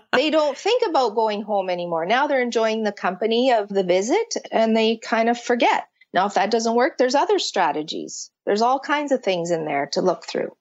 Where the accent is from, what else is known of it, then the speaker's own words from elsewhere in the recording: Canada; I'm from Canada